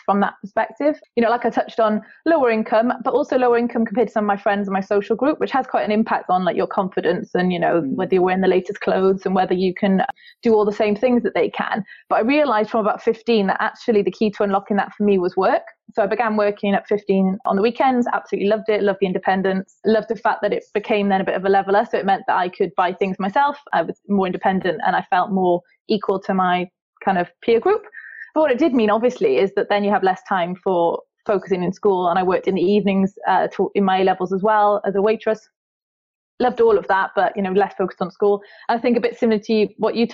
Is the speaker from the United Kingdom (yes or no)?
yes; South Wales, United Kingdom; accent: Welsh; I grew up in South Wales